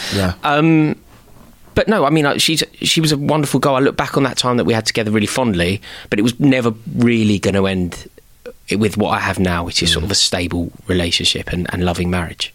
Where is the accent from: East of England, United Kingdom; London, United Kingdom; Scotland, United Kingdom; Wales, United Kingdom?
London, United Kingdom; passionate about being from the city, a proud Londoner